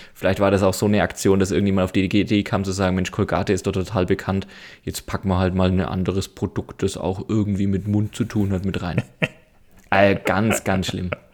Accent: near Nuremberg, Bavaria, Germany; ich komme aus der Nähe von Nürnberg

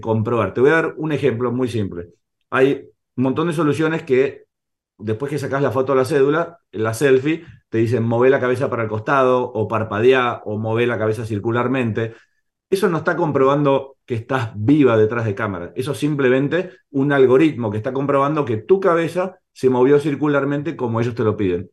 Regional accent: Argentina; accent: Argentine; soy argentino, ya se dieron cuenta por mi acento

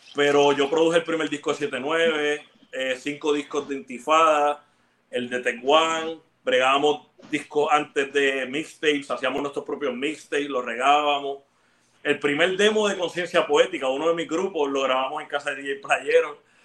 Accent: Ponce, Puerto Rico; also born or lived in Bayamón; Y yo nací en Ponce, eso, eso fue en Ponce. Cuando yo me mudo como a los 12 para el área metro, viví en Bayamón

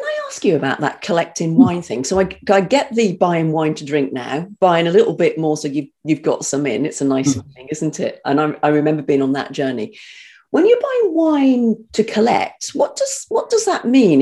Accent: North Devon, South West England, United Kingdom; also born or lived in Birmingham; I was, I was as a Brummie, as I said, but brought up in North Devon.

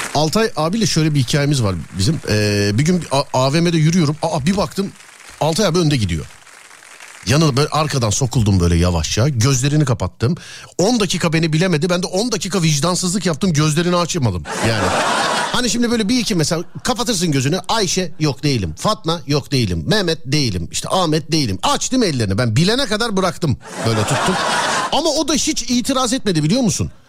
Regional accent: Denizli, Turkey

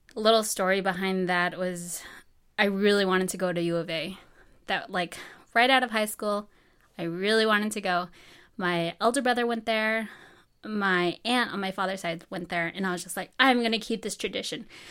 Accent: Farmington, New Mexico, United States; moved away as an adult; I'm from Farmington, New Mexico, born and raised there.

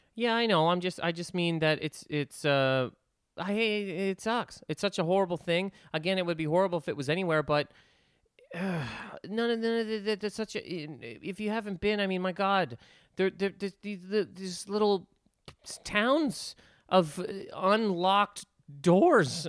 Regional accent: Nova Scotia, Canada; moved away; I'm from Nova Scotia

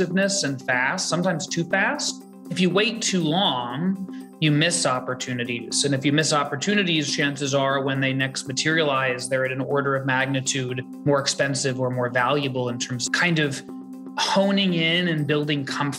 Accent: New York City, New York, United States; I grew up in New York City. I grew up very close to where I live now. I grew up on the Upper West Side

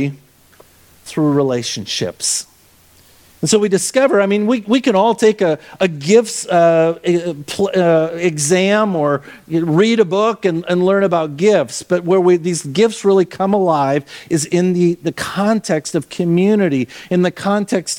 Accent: Minnesota, United States; I grew up in Minnesota

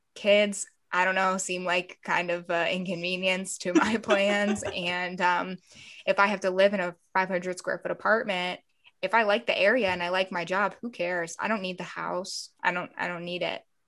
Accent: Columbus, Ohio, United States; moved away as an adult; also born or lived in Florida; now in Los Angeles, United States; I, I grew up in Ohio and then moved to Florida and then moved back to Ohio.

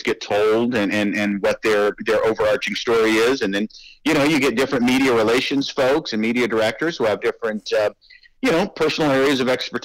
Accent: Middle Tennessee, United States; moved away as an adult; also born or lived in Chicago; now in West Michigan, United States; I'm from Middle Tennessee

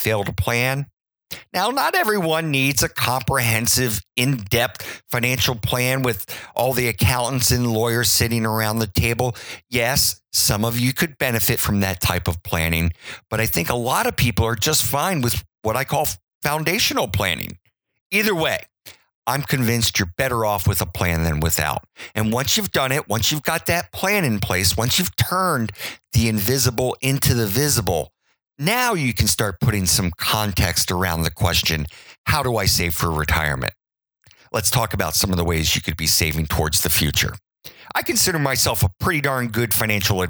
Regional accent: Baltimore, Maryland, United States; now in Virginia, United States; I grew up in Baltimore. And I live in Virginia.

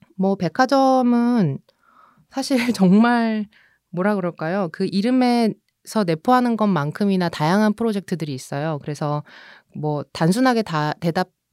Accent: Seoul, South Korea; also born or lived in Busan; 제가 부산에서 태어나긴 했지만 100일 만에 서울에 와서

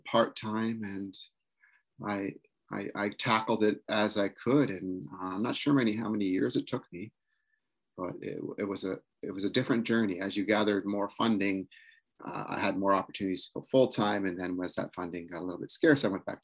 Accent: Six Nations Reserve, Ontario, Canada; I'm from Six Nations Reserve, where I'm an educator

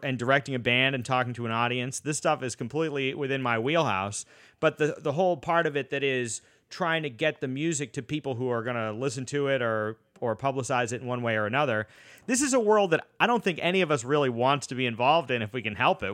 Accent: Boston, Massachusetts, United States; moved away; I'm from Boston originally, and I went to school out there

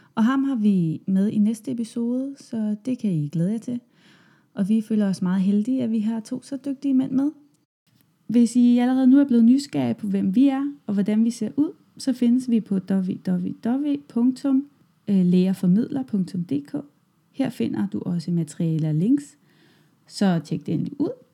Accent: Germany; Danish is a second language; moved away as an adult; now in Denmark; jeg kommer fra Tyskland, og jeg flyttede til Danmark i sommer 2014

